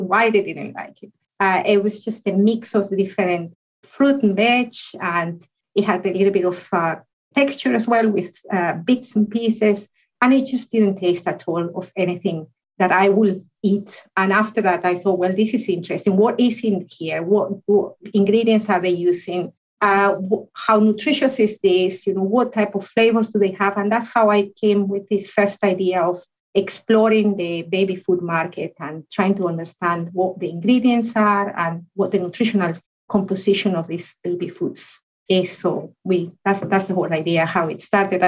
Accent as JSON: {"language": "English", "country": "Guatemala", "also_born_or_lived": "United Kingdom / Europe", "moved": "as an adult", "lives_now": "Glasgow, United Kingdom", "said": "I come originally from Guatemala in Central America, but I've been in the UK for over 15 years and in Europe for about 20 years."}